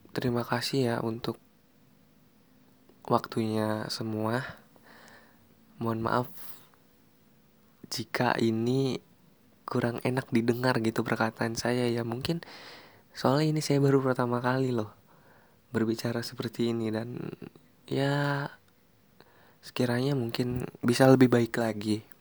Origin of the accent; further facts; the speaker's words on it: Tangerang, Banten, Indonesia; Oh ya, saya orang Tangerang di sini yang orang Tangerang.